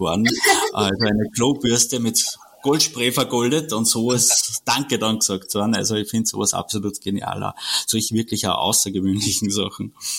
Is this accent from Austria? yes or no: yes; Austria; bei uns in Österreich